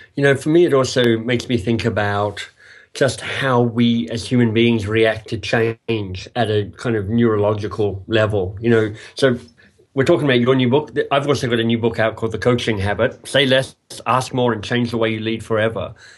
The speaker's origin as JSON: {"language": "English", "country": "Australia", "also_born_or_lived": "England", "moved": "as an adult", "lives_now": "Toronto, Canada", "said": "I am a Australian."}